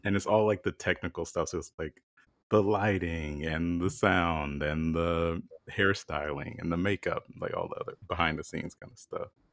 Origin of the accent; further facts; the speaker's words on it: South Carolina, United States; moved away; I'm from South Carolina